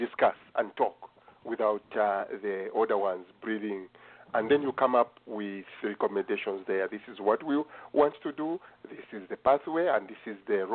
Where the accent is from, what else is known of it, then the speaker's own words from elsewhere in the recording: Kitwe, Copperbelt Province, Zambia; now in United States; When I was growing up in Kitwe, we used to have youth camps.